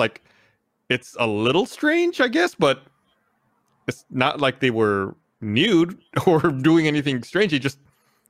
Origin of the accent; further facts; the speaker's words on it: South Texas, United States; I grew up in South Texas